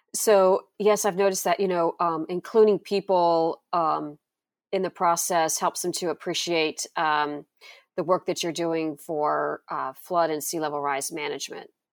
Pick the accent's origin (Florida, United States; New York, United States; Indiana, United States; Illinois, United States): Florida, United States; Florida Panhandle, United States; I grew up in the Florida Panhandle